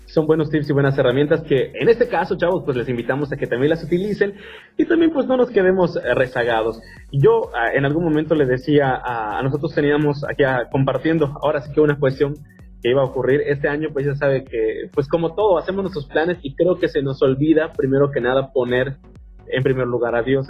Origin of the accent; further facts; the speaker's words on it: Mexico; tenemos nosotros como mexicanos nuestro propio argot